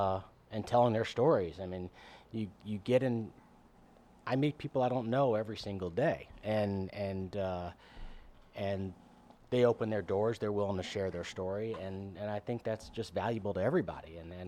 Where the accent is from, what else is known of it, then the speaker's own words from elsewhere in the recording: New Orleans, Louisiana, United States; New Orleans. Yeah, I grew up north.